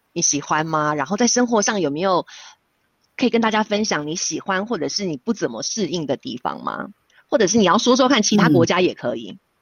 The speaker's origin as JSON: {"language": "Chinese", "country": "Taiwan", "moved": "yes", "lives_now": "Switzerland", "said": "但是身为台湾人，我觉得我听到非常骄傲"}